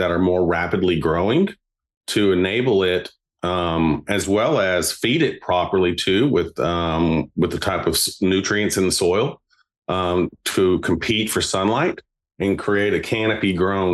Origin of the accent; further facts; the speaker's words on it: Lynchburg, Tennessee, United States; I went back home to my hometown in Lynchburg